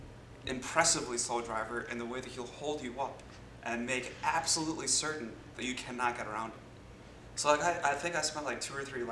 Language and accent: English; India; I'm Indian.